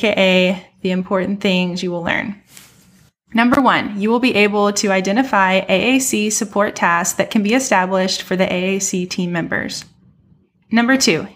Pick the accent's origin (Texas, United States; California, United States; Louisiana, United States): Texas, United States; She was born and raised in Texas, like me